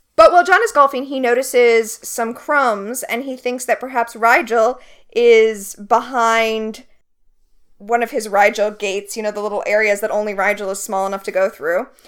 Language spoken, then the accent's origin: English; Florida, United States; I grew up in Florida